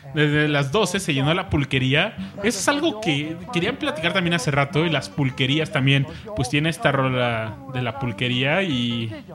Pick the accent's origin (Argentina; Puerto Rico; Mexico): Mexico; los mexicanos de una u otra manera nacimos con un gran espíritu alburero